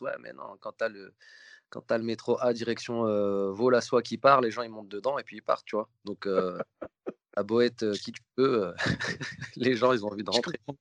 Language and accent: French; Lyon, Auvergne-Rhône-Alpes, France; now in Paris, France; je suis lyonnais